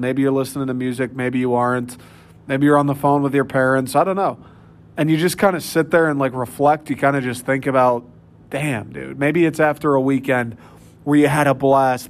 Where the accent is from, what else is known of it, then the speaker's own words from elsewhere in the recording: Troy, Michigan, United States; moved away as an adult; also born or lived in East Lansing, Michigan; I grew up in Troy.